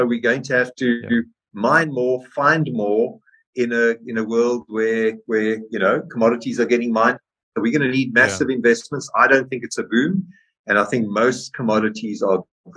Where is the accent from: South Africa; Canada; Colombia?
South Africa; I'm a proud South African